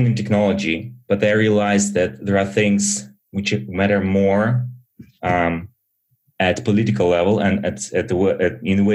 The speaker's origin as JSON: {"language": "English", "region": "Berlin", "country": "Germany", "tie": "born or raised there", "also_born_or_lived": "Soviet Union", "said": "I was born in Soviet Union and immigrated to Germany early with my parents"}